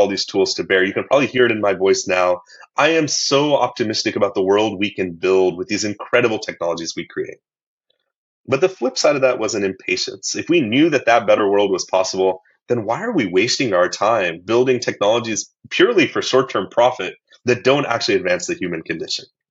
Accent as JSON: {"language": "English", "region": "middle of Illinois", "country": "United States", "tie": "born or raised there", "said": "I grew up in the United States as an American"}